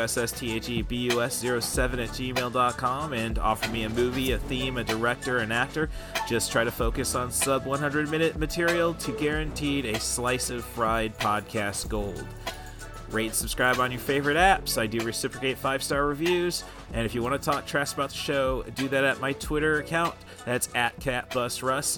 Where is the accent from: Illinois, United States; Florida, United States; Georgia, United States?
Illinois, United States; Morton; growing up in Morton